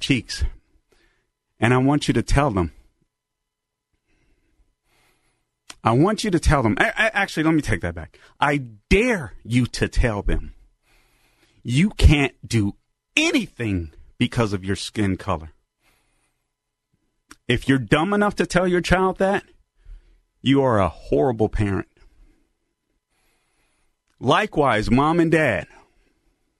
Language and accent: English; Los Angeles, California, United States; growing up in Los Angeles, California